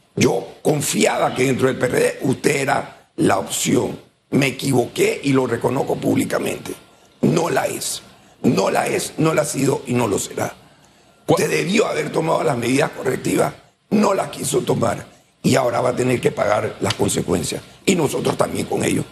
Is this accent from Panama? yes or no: yes; Panama; nosotros como panameños